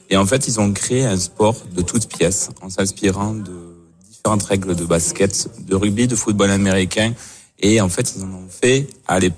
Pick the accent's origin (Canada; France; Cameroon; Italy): France; avec nos valeurs propres en, en tant que Français et on sait se révolter